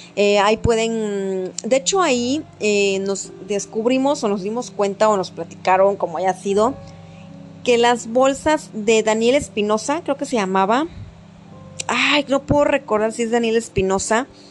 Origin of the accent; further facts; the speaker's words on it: Mexico; somos unos buenos mexicanos